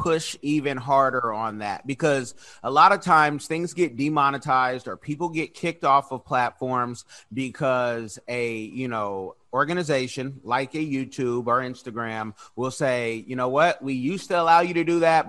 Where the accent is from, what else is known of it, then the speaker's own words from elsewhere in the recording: California Bay Area, United States; now in Florida, United States; I'm from California Bay Area